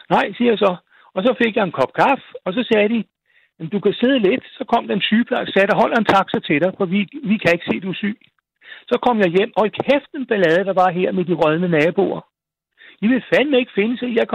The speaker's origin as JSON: {"language": "Danish", "town": "Frederiksberg", "region": "Capital Region of Denmark", "country": "Denmark", "said": "jeg kan ikke se grunden til, at jeg skal ændre mig, bare fordi jeg kommer fra Frederiksberg."}